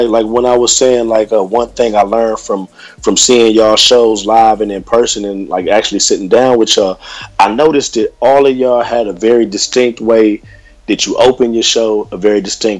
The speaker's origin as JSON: {"language": "English", "town": "Columbus", "region": "Ohio", "country": "United States", "also_born_or_lived": "Hollywood, California", "moved": "yes", "lives_now": "Los Angeles, United States", "said": "I'm originally from Columbus, Ohio."}